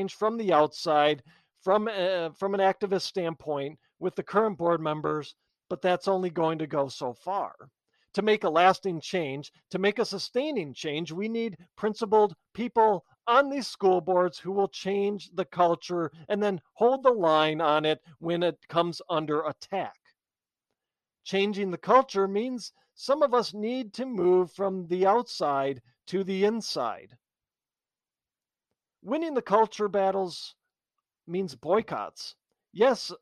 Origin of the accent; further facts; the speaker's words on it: United States; We are Americans